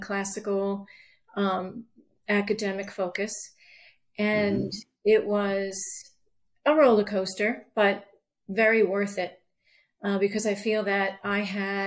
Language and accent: English; Long Island, New York, United States; moved away as an adult; also born or lived in Arizona; now in York County, United States; I was born and raised in New York in a traditional family, Catholic family, and Irish, Catholic Irish family. And I, grew up there and later left Long Island